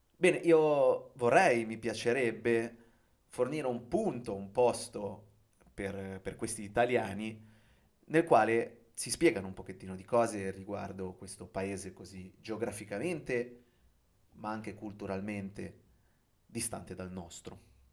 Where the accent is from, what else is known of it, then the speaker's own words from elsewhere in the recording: Genoa, Liguria, Italy; moved away; also born or lived in Venice / Rome / Japan; io sono un genovese di trentuno anni